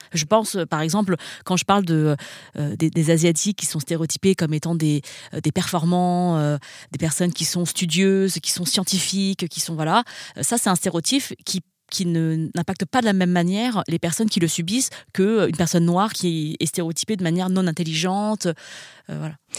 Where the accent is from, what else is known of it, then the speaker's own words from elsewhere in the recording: France; j'ai grandi dans un environnement euh, majoritairement blanc, parce que j'ai grandi en France